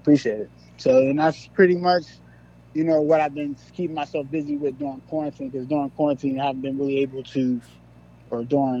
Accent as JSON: {"language": "English", "town": "Pittsburgh", "region": "Pennsylvania", "country": "United States", "tie": "born or raised there", "said": "I listen to … you know, because he's from my hometown."}